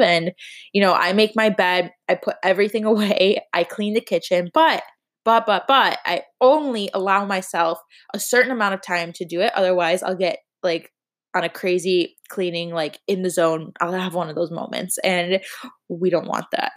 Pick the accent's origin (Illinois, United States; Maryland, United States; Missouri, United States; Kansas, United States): Illinois, United States; Chicago; now in Miami, United States; although I live in Miami, I am from Chicago